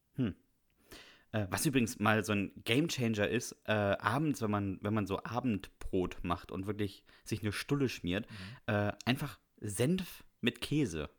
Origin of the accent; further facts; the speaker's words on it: Bremen, Germany; ich bin ja in Bremen zur Schule gegangen